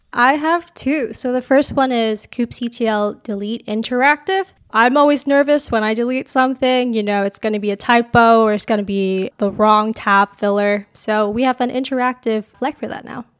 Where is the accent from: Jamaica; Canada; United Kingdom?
Canada; Calgary, Alberta; moved away as an adult; now in Waterloo, Canada; I grew up in Calgary